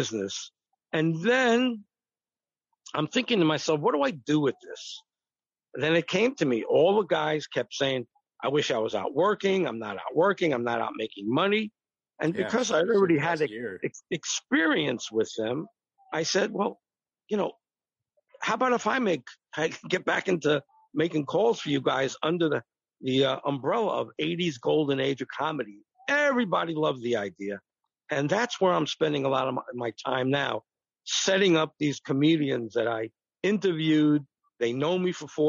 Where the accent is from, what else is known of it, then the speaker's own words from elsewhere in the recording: New York, United States; moved away as an adult; also born or lived in Boston / Los Angeles; I grew up in New York, but I went to Northeastern all throughout the 70s, and I left for L.A. in 81